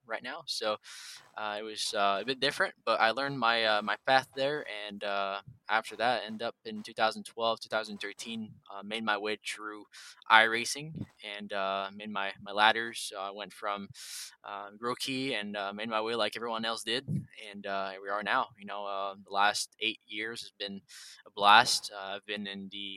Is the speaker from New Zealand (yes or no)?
no; Drummondville, Quebec, Canada; I'm from Quebec, Canada, in Drummondville